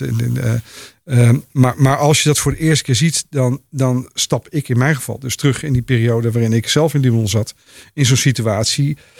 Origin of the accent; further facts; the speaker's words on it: Netherlands; als Nederlanders